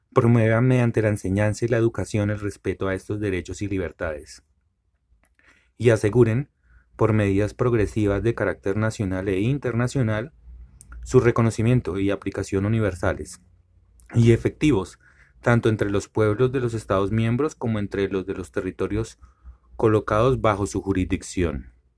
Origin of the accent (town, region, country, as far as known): Colombia